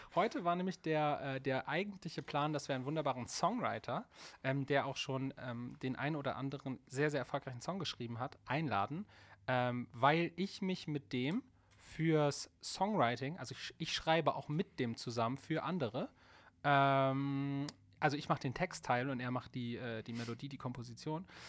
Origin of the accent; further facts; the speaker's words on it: Hambergen, Lower Saxony, Germany; also born or lived in Bremerhaven; ich komme ursprünglich aus Bremerhaven und bin aber ähm, mehr auf dem Dorf groß geworden. Ähm, Osterholz-Scharmbeck